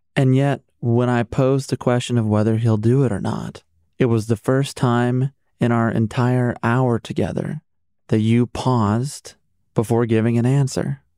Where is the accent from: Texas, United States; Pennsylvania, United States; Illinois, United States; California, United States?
Illinois, United States; Chicago; As a Chicagoan